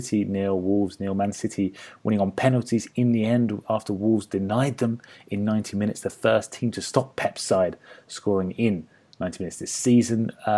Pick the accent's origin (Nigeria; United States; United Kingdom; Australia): Australia; I'm from Australia, and there is a lack of good football content.